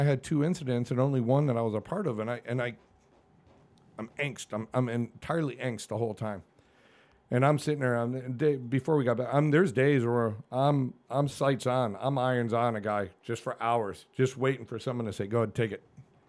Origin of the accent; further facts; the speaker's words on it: New England, United States; I got no shame, dude. I grew up in New England.